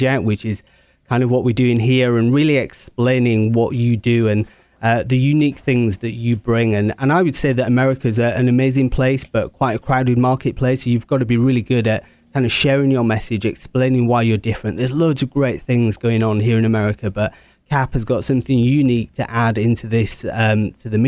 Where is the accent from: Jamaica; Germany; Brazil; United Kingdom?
United Kingdom; England; I'm English